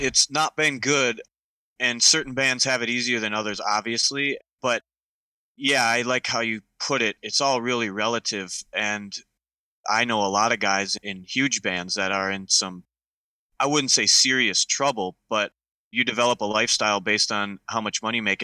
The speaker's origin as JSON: {"language": "English", "region": "Minnesota", "country": "United States", "tie": "born or raised there", "said": "I grew up in Minnesota. I still live here"}